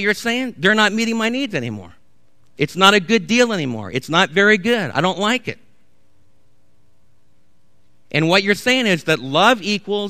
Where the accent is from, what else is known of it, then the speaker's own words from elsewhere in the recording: United States; as American believers